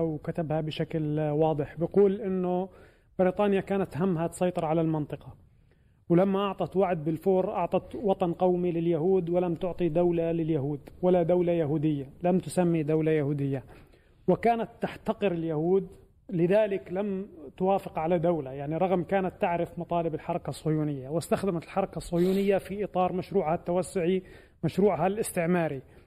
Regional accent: Palestine; لأني فلسطيني

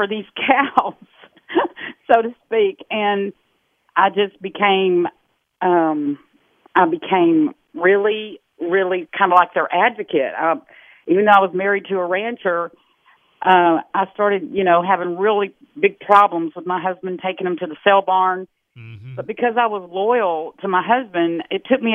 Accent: Texas, United States; I'm from Texas, dyed-in-the-wool Texas girl

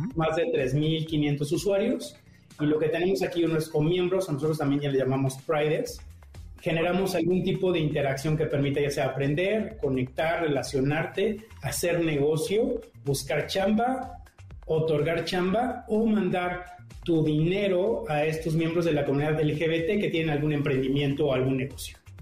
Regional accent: Morelia, Michoacán, Mexico; moved away as an adult; now in Mexico City, Mexico; vengo de Morelia llegué a la Ciudad de México hace unos años

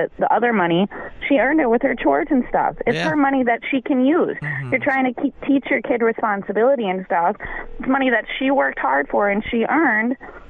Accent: Muskego, Wisconsin, United States; I grew up in Muskego

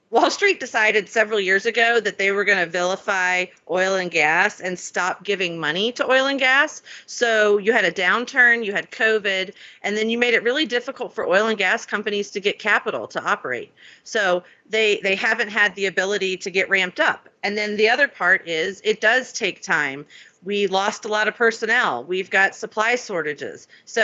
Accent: Florida, United States; also born or lived in Alabama / California; I was born in Alabama, grew up in Florida and California, and then went to undergrad and law school at LSU

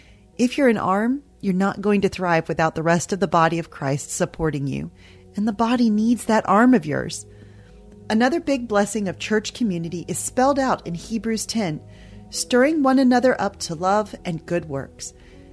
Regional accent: the Bible Belt, United States; Growing up in the Bible Belt in the 80s and 90s, church membership was a big deal.

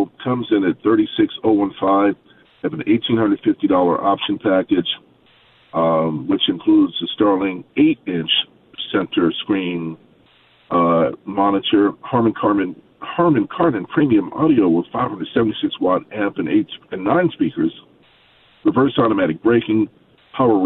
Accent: Baltimore, Maryland, United States; I'm from Baltimore

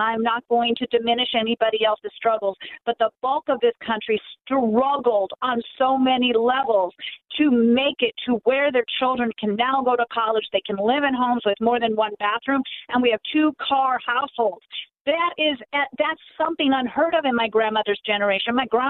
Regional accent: United States; the fact that I was born here and my parents were not immigrants, my grandparents were not immigrants, but my great-grandparents were.

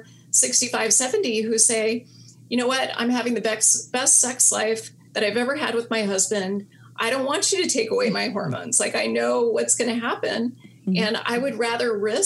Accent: Alaska, United States; now in California, United States; growing up in Alaska where humans do not have the upper hand

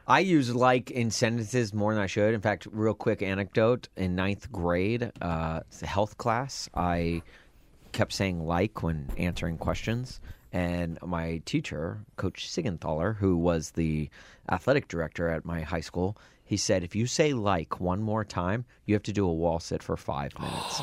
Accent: Nashville, Tennessee, United States; I grew up in Nashville

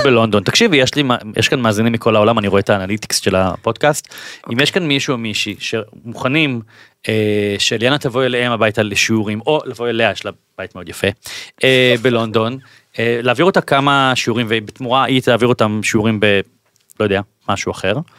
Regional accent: Bat Yam, Tel Aviv District, Israel; אני במקור בת ימי

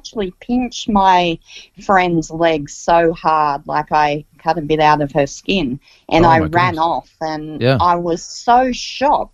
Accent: Central Coast, New South Wales, Australia; born or raised there

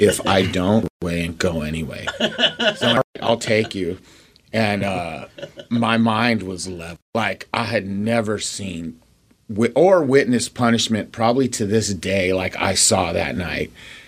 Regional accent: Denver, Colorado, United States; now in Seattle, United States; I was raised in Denver.

